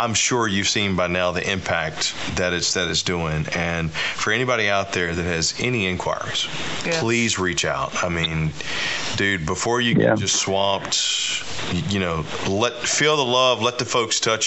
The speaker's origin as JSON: {"language": "English", "town": "Boston", "region": "Massachusetts", "country": "United States", "said": "I'm from South Boston"}